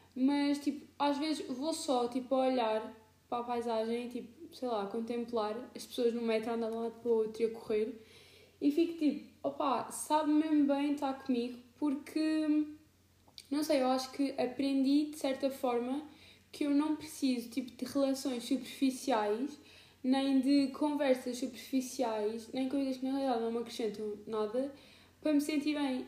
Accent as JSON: {"language": "Portuguese", "region": "Alentejo", "country": "Portugal", "moved": "as an adult", "lives_now": "Lisbon, Portugal", "said": "eu estou a morar em Lisboa, mas eu moro no Alentejo"}